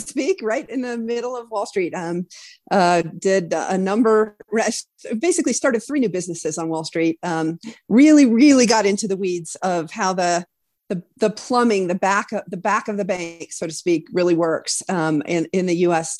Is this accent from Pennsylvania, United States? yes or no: no; Wyoming, United States; moved away as an adult; also born or lived in East Coast; born and raised in Wyoming